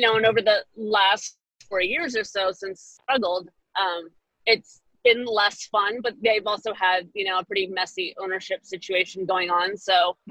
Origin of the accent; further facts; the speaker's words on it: North Carolina, United States; moved away as an adult; now in Washington, United States; I grew up in North Carolina and I, I went to Chapel Hill for school.